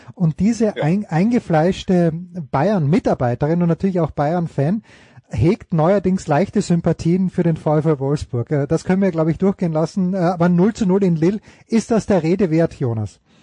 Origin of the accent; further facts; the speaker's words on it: Austria; als Österreicher